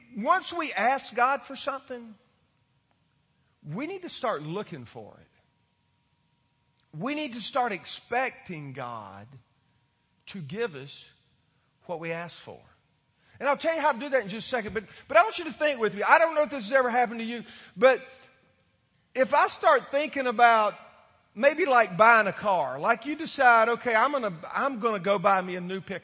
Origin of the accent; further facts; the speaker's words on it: Florida, United States; I grew up in Florida